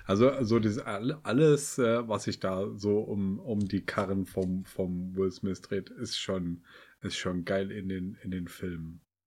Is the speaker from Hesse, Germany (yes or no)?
yes; Kassel, Hesse, Germany; wir kommen aus, aus Kassel